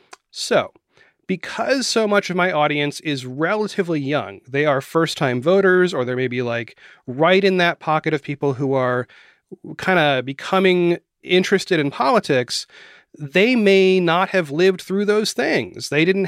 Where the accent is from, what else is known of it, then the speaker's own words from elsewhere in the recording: Florida, United States; also born or lived in Maine / West Virginia; I was born in Maine. I lived all over the Northeast. We moved a lot when I was a child, and I ended up in Florida, and my family is from West Virginia.